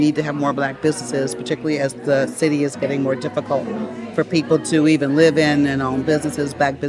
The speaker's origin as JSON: {"language": "English", "town": "Washington", "region": "District of Columbia", "country": "United States", "said": "I'm from Northeast"}